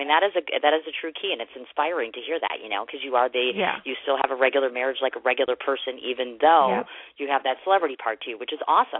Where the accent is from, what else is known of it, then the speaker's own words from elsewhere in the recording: Wisconsin, United States; I'm a girl from Wisconsin.